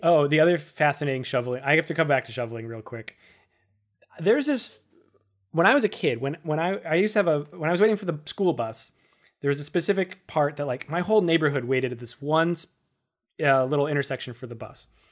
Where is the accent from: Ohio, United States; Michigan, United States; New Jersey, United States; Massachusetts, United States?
Massachusetts, United States; Worcester; born or raised there; moved away as an adult; also born or lived in Boston; now in New York City, United States